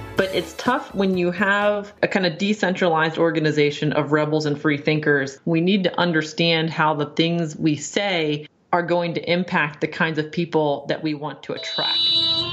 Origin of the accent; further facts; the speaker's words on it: Maryland, United States; I grew up in Maryland, and that, that's what you do when you grow up in Maryland